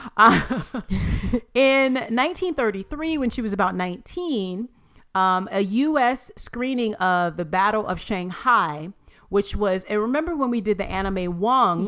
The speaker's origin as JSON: {"language": "English", "region": "Florida", "country": "United States", "tie": "born or raised there", "said": "I was born in Florida?"}